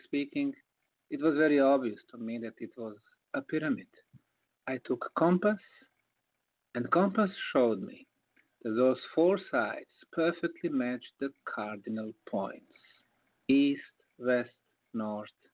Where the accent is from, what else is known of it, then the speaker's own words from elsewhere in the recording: Bosnia & Herzegovina; moved away; I came to my home country of Bosnia